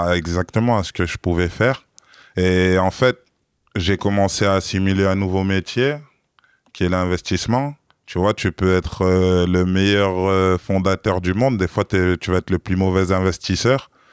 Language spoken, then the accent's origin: French; France; je suis pas de Paris. Ça veut dire que à Paris, je suis un provincial banlieusard